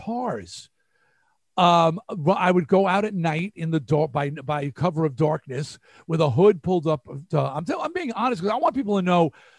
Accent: New York, United States; accent: New York; A, I had to lose my New York accent.

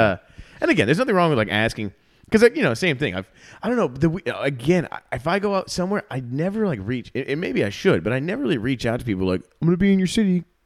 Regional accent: South Florida, United States; moved away as an adult; also born or lived in Chicago; now in Austin, United States; started comedy in South Florida before I moved to Chicago

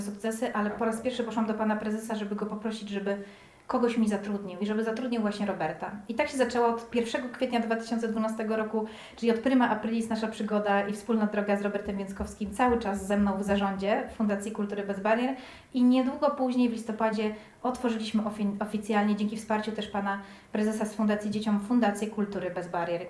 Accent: Płock, Masovian Voivodeship, Poland; now in Warsaw, Poland; zamieszkałam w Warszawie, bo jestem ogólnie z Płocka

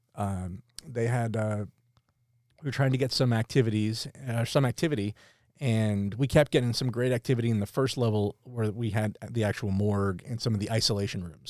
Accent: near Pottsville, Pennsylvania, United States; we grew up near Pottsville

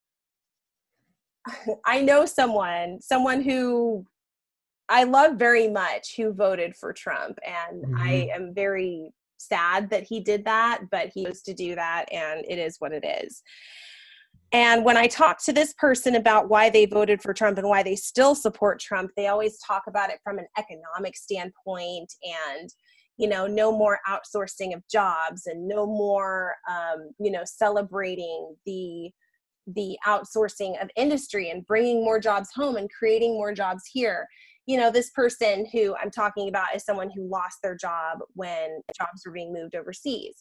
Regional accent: Southern California, United States; moved away as an adult; now in Florida, United States; I live in Florida now, but I grew up in Southern California.

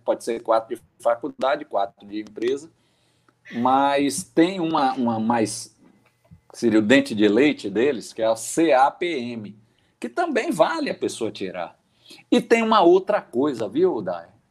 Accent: Aracaju, Sergipe, Brazil; minha conterrânea de Aracaju. Ela hum. nem sabe, mas eu sou eu sou sergipano de nascimento.

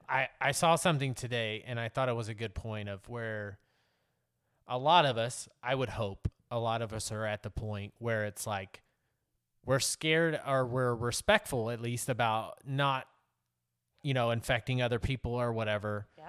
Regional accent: Texas, United States; moved away; my home state of Texas

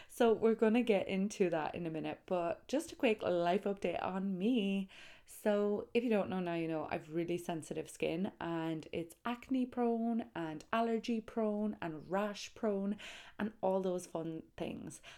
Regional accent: Tralee, Munster, Ireland; Tralee, County Kerry

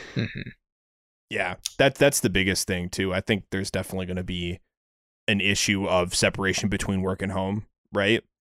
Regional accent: Seattle, Washington, United States; I'm from Seattle

